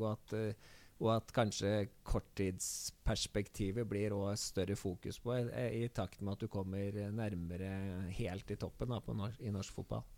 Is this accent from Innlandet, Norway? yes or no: yes; Hamar, Innlandet, Norway